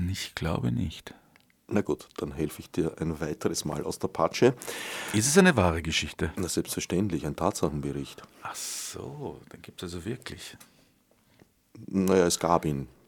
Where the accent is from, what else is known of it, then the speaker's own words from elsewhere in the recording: Vienna, Austria; Du denkst sehr viel an den Tod. Äh, ich bin Wiener.